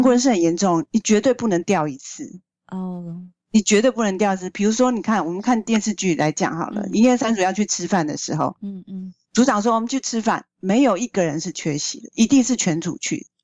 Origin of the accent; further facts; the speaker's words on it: Taiwan; 作为一个台湾人